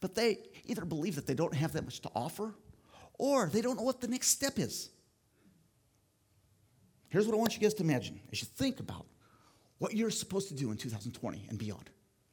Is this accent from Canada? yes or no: no; Philippines; moved away as an adult; now in United States; I grew up in the Philippines in a tribal group, Agta people